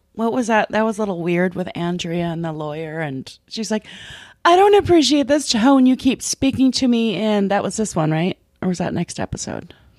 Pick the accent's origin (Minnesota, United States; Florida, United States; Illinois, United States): Minnesota, United States; moved away as an adult; also born or lived in Los Angeles; I come from Minnesota